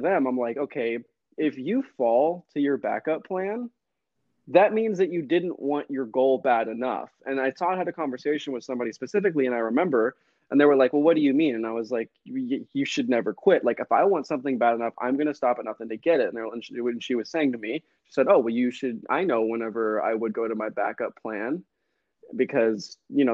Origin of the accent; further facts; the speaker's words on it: Texas, United States; I'm from Texas.